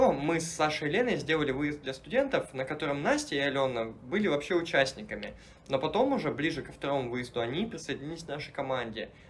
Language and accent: Russian; Krasnodar, Krasnodar Krai, Russia; moved away as an adult; also born or lived in Moscow / Saint Petersburg; в Москве, но всю жизнь прожил в Краснодаре.